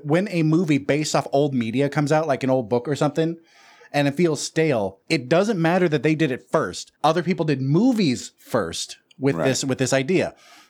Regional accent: Watsonville / Santa Cruz area, California, United States; that was recorded in my hometown.

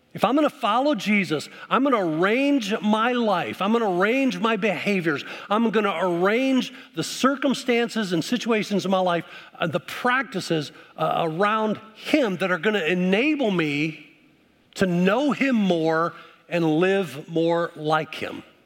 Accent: Midwest, United States; moved away; also born or lived in Dallas, Texas; I grew up up in the Midwest where we had seasons

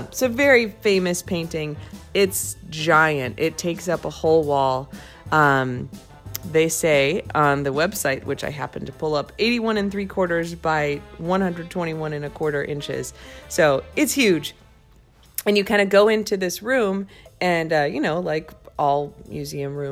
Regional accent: Crystal Lake, Illinois, United States; now in Washington, D.C., United States; So when I was a kid, I grew up in Crystal Lake, Illinois, which is like 60 miles northwest of Chicago

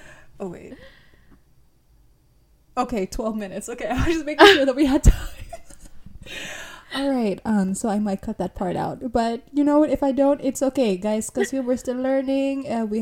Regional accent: New York, United States; also born or lived in Florida; I was born in Florida. And I was raised in New York. But I started in, I think, where was it? Queens, like Forest Hill, Queens.

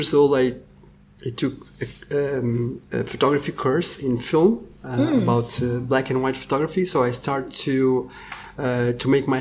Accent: Portugal; I'm from Portugal

